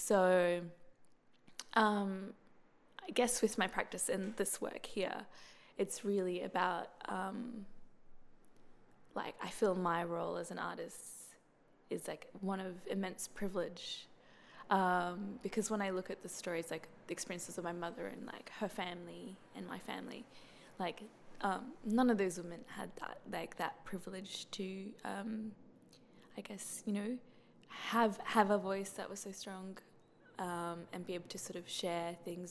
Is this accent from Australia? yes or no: yes; Brisbane, Queensland, Australia; I'm from Brisbane. Like, I was born, I grew up, and I live in Brisbane.